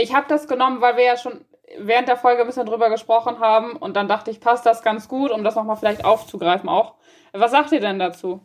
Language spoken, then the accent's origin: German; Germany; bei uns in Deutschland